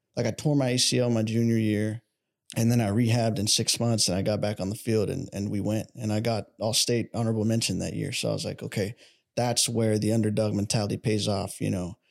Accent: Dallas, Texas, United States; I'm from Dallas

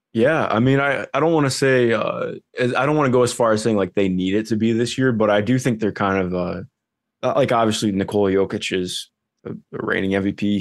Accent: Cleveland, Ohio, United States; I grew up in Cleveland. Uh, still live in Cleveland right now.

